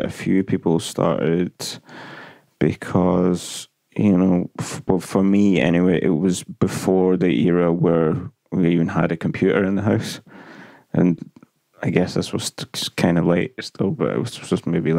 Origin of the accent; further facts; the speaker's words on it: Glasgow, Scotland, United Kingdom; I'm from Glasgow in Scotland